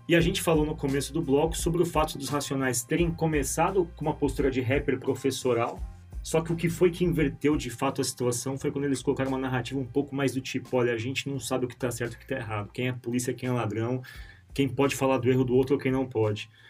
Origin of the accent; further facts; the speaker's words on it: São Paulo, Brazil; A gente é de São Paulo